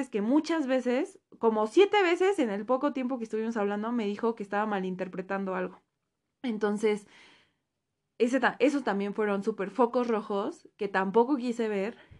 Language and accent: Spanish; Mexico; nos cuesta muchísimo, en general como mexicanos